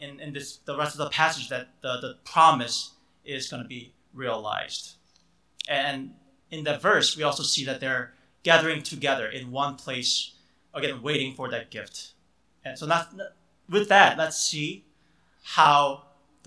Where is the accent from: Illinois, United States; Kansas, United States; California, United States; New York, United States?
Illinois, United States; Chicago; I grew up in the Chicago area.